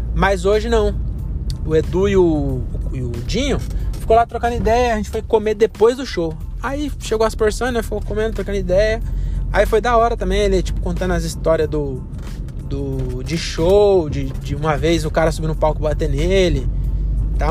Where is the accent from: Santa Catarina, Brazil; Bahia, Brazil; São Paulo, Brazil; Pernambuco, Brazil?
São Paulo, Brazil; Cajamar; sou de Cajamar